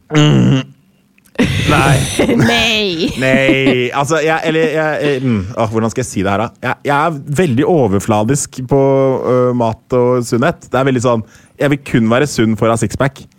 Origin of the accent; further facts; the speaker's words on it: Norway; also born or lived in United States; jeg ble født i USA. Og så Seks uker etter jeg ble født, så eh, dro jeg til Norge